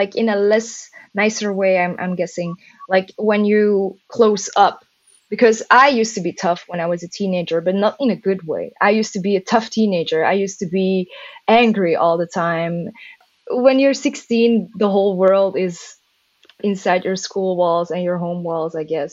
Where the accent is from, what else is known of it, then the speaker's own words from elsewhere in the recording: Mechelen, Flanders, Belgium; moved away as an adult; now in Antwerp, Belgium; Mechelen, my hometown. Well, my original hometown.